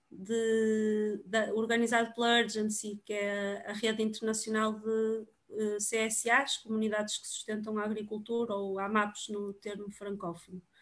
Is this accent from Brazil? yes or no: no; Porto, Norte, Portugal; eu sou do Porto também